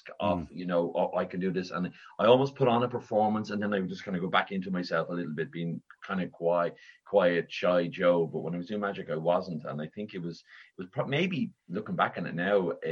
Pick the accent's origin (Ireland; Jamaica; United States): Ireland; Dublin, Leinster; I was born and raised in Raheny in Dublin.